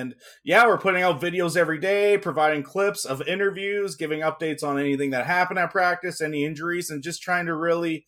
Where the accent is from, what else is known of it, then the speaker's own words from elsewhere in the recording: Regina, Saskatchewan, Canada; also born or lived in Pilot Butte; I'm originally from Regina, born and raised here.